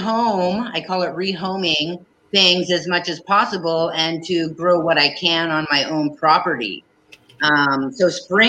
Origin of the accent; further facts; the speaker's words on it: Prince of Wales Island, Alaska, United States; moved away as an adult; also born or lived in Saxman, Alaska; I grew up in the Haida village with the Kaigani people on Prince of Wales Island